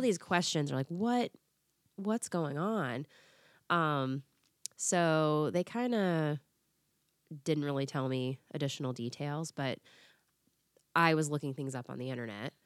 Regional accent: Florida, United States; moved away as an adult; also born or lived in Tennessee; I was in Tennessee, I grew up in Florida

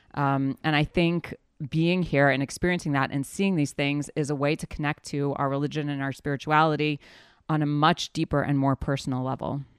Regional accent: New Orleans, Louisiana, United States; now in Israel; I grew up in the South, in New Orleans, Louisiana

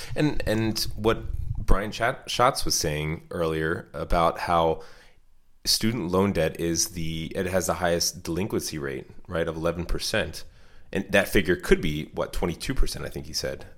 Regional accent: United States; as an American

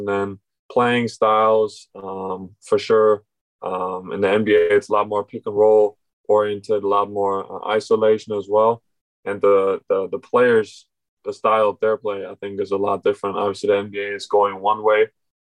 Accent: Germany; also born or lived in Berlin; now in Orlando, United States; growing up in Germany

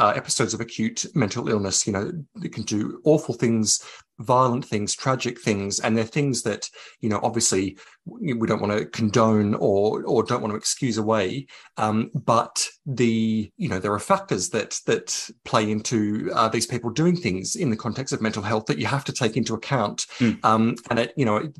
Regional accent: Coonabarabran, New South Wales, Australia; I was a teenager, you know, growing up in Coonabarabran in central west New South Wales.

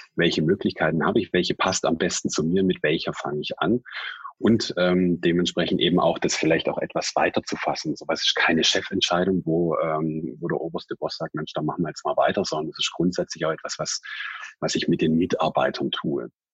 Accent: Swabia, Germany; accent: Swabian; gebürtiger Schwabe. Ich kann das Interview auch in Schwäbisch führen

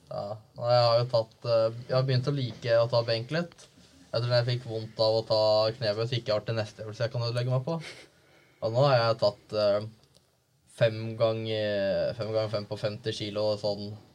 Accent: Viken, Norway; moved away as an adult; jeg har vært hjemme i Viken

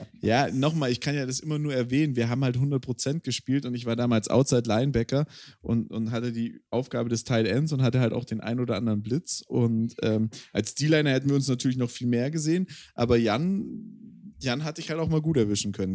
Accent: Swabia, Germany; ich bin Schwabe

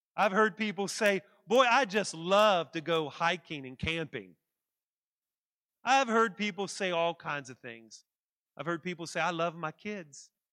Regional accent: West Virginia, United States; I'm from West Virginia

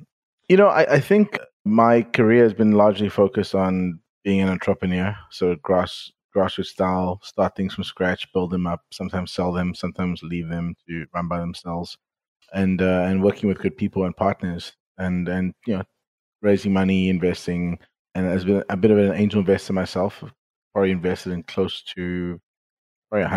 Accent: South Africa; moved away as an adult; also born or lived in Silicon Valley; I'm originally from South Africa, and some people could probably tell from my accent. And I grew up there. I left at the age of 28

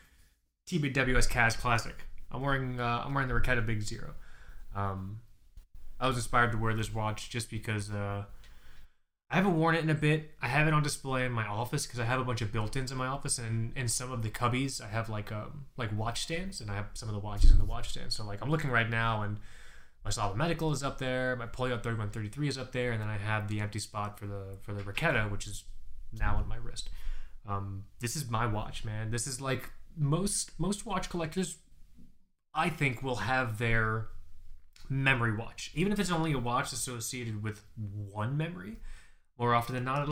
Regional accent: Florida, United States; I'm from Florida

